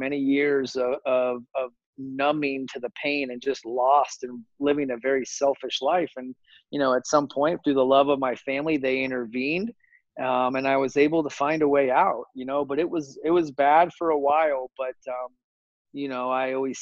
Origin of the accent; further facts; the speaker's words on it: Phoenix, Arizona, United States; I grew up here in Phoenix, Arizona